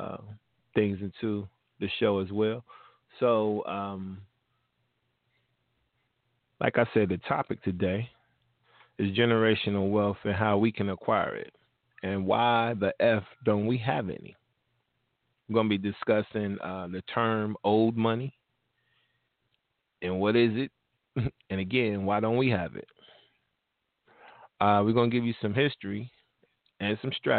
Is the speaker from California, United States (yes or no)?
no; Cincinnati, Ohio, United States; my hometown. 513